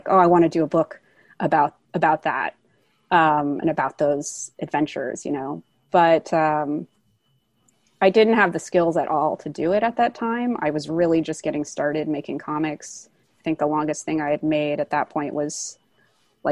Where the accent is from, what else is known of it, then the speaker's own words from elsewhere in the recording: Bay Area, California, United States; I grew up in the Bay Area.